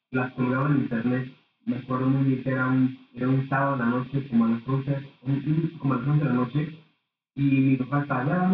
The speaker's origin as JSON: {"language": "Spanish", "region": "Aguascalientes", "country": "Mexico", "tie": "born or raised there", "said": "aquí en el estado de Aguascalientes"}